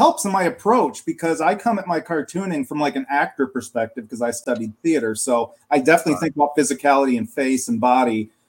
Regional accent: middle of Michigan, United States; also born or lived in Detroit suburbs, Michigan; I'm from Michigan. I grew up in the middle of Michigan and now I live in the suburbs of Detroit.

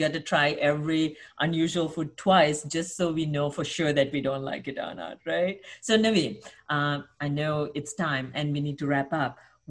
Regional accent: United States; as Americans

